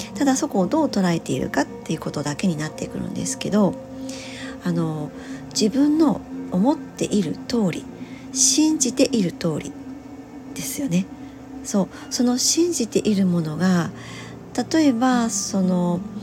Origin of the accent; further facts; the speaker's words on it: Hiroshima, Japan; 私、あの、広島の生まれ